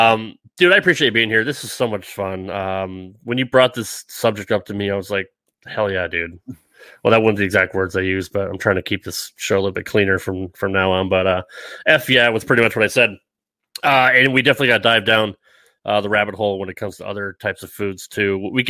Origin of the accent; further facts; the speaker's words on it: Rhode Island, United States; even growing up in the Northeast, I was never a seafood fan. And you can get fresh lobster right off the dock there in Rhode Island.